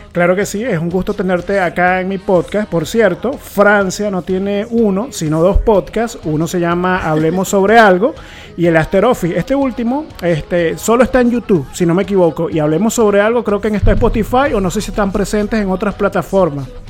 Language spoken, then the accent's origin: Spanish; Puerto Ordaz, Bolívar, Venezuela; somos de Puerto Ordaz